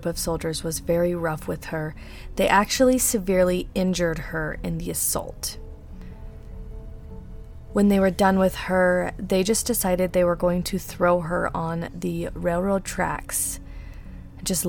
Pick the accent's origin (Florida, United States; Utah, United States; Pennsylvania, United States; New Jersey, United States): Utah, United States; accent: Utah; I do have a really bad Utah accent. As a lot of you guys know, I am from Utah